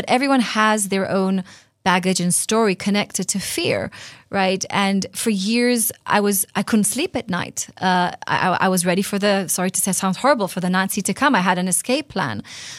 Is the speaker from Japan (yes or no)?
no; Tel Aviv, Tel Aviv District, Israel; English is a second language; I grew up in Tel Aviv in a secular Jewish home, knowing that I'm Jewish, but not really connected to my faith.